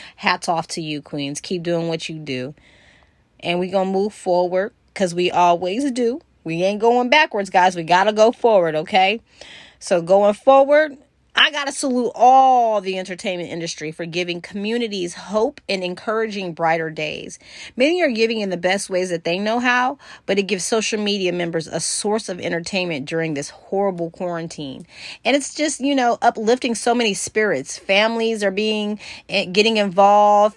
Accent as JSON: {"language": "English", "region": "California", "country": "United States", "said": "I'm from California"}